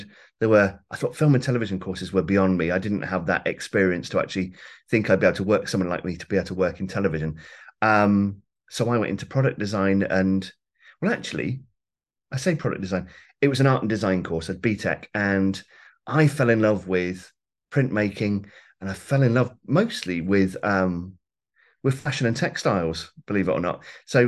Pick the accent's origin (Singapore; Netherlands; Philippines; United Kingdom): United Kingdom; Warwick, West Midlands; Mid Warwickshire. So I was brought up in Warwick, and Leamington Spa was the nearest kind of college town, really.